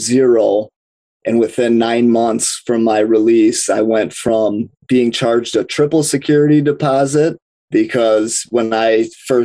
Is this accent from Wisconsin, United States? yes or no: yes; Milwaukee, Wisconsin, United States; I'm from Milwaukee, Wisconsin